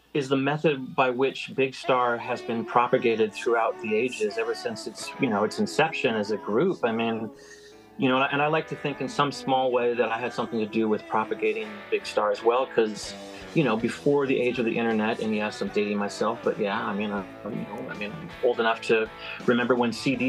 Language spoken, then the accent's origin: English; Bellingham, Washington, United States; also born or lived in Seattle; Bellingham, my hometown, which I call my hometown